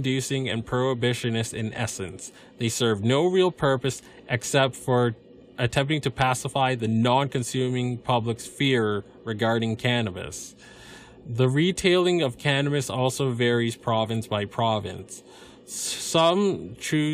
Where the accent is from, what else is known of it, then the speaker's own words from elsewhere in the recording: United States; I'm just an American